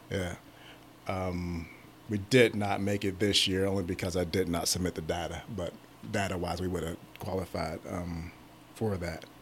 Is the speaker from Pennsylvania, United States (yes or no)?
yes; Pittsburgh, Pennsylvania, United States; moved away as an adult; also born or lived in Ohio; now in Columbus, United States; I am from Pittsburgh area, Pittsburgh, Pennsylvania area